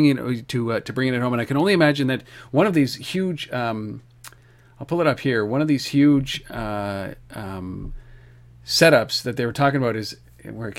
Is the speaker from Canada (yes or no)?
yes; Canada; now in Ottawa, Canada; I'm Canadian and in Ottawa